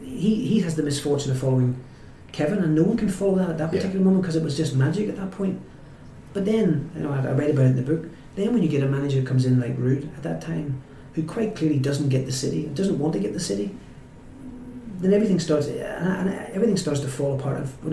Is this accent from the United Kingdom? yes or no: yes; Newcastle, North East England, United Kingdom; there are three or four things people will say if you say I'm from Newcastle.